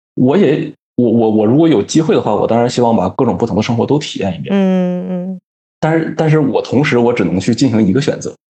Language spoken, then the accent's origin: Chinese; Northeast China, China; also born or lived in Beijing; now in Africa; 因为我从小就在东北长大，当然我很爱我的家乡，这没什么好说的